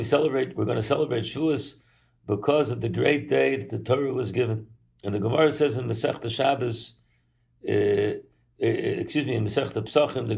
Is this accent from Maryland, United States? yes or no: yes; Baltimore, Maryland, United States; moved away; as a young boy growing up in Baltimore